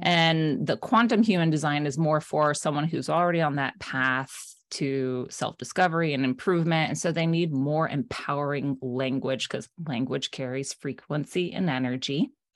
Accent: South Florida, United States; now in Maine, United States; I live in Maine now. I'm originally from South Florida

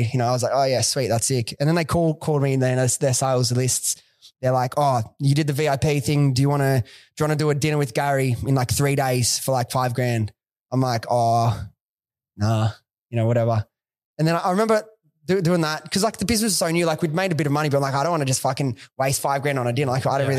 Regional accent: Sydney, New South Wales, Australia; Dude, I was a kid from Western Sydney. Like I didn't have a lot of like nothing.

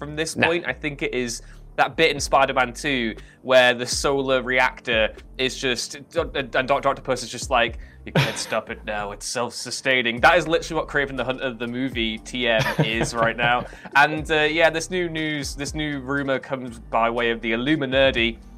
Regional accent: Liverpool, North West England, United Kingdom; I'm from Liverpool

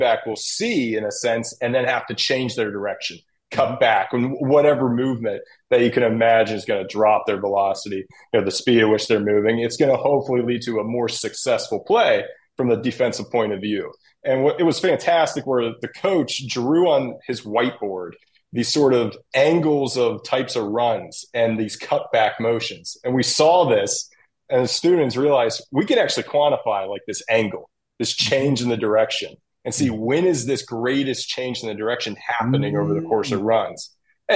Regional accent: Pittsburgh, Pennsylvania, United States; I'm from Pittsburgh, from the area

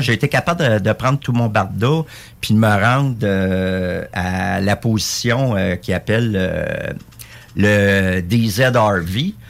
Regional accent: Quebec, Canada; On est des Québécois avant tout dans le régiment

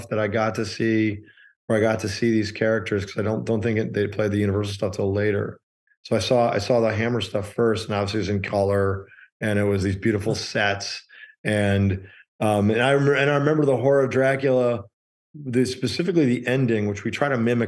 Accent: Chicago, Illinois, United States; I grew up in Chicago

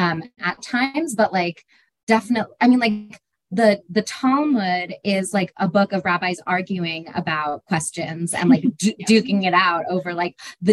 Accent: Berkeley, California, United States; now in Los Angeles, United States; I'm a California Jew. I was raised in Berkeley in the Bay Area. I went to like a progressive Jewish day school

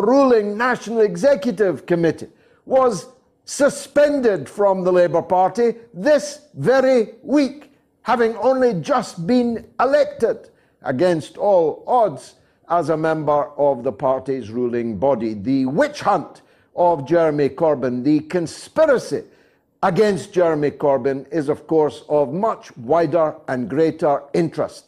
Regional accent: Scotland, United Kingdom; As a Scotsman

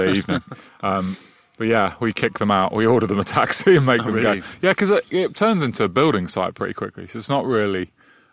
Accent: Midlands, England, United Kingdom; born or raised there; also born or lived in London

